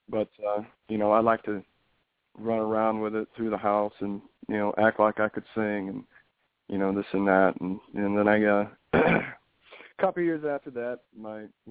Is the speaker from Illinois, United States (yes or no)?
yes; Bartonville, Illinois, United States; I grew up in Bartonville, Illinois.